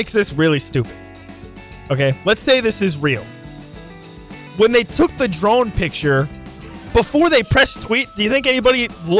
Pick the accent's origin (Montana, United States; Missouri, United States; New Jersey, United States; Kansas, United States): Kansas, United States; Wichita; I'm from Wichita.